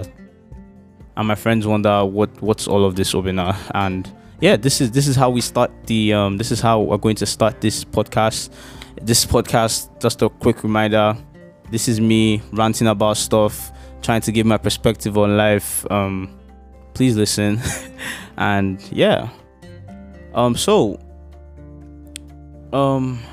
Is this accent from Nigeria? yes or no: yes; Lagos, Nigeria; I grew up in Okota Agopalasue in Lagos, which is like a part of like Lagos, Nigeria